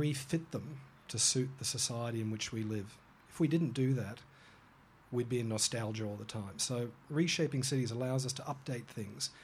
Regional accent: Hong Kong; now in Australia; I was born in Hong Kong and grew up there

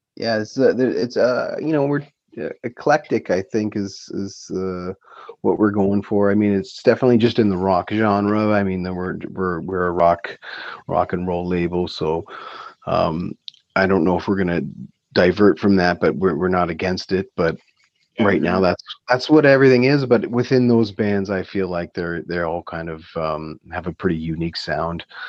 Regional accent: Waterloo, Ontario, Canada; growing up in Waterloo as teenagers

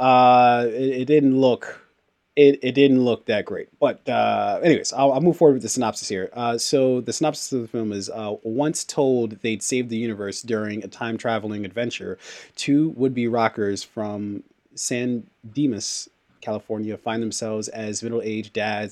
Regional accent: Nigeria; a fellow Nigerian

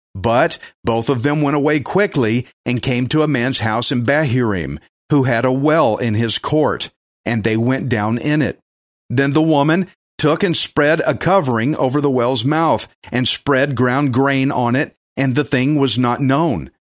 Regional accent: Texas, United States; I'm from Texas

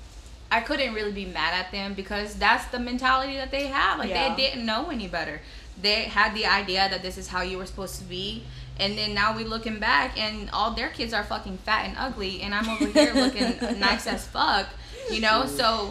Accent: Sacramento, California, United States; first language Hmong; I was born in Sacramento, California

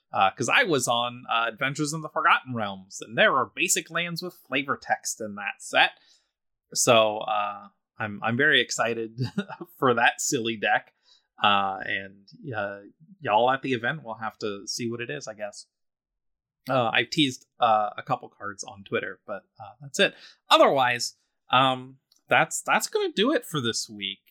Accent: Philadelphia, Pennsylvania, United States; I'm from Philadelphia

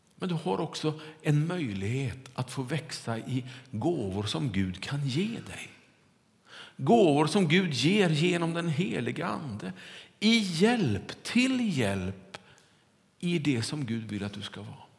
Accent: Kungälv, Västra Götaland, Sweden; När jag var liten och cyklade omkring hemma i Kungälv, så var det på nya asfalterade vägar runt vårt kvarter där vi bodde.

